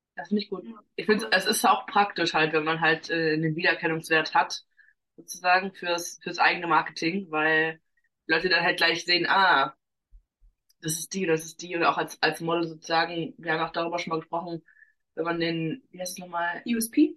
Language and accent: German; Germany; ich jetzt so behütet aufgewachsen bin in Deutschland